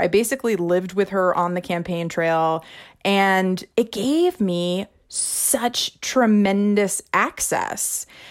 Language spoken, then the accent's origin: English; Missouri, United States; Missouri is my home state.